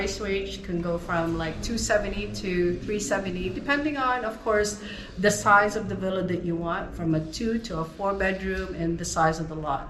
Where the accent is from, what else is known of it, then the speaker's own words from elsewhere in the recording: Toronto, Ontario, Canada; moved away as an adult; now in Dominican Republic; I'm from Toronto, Canada.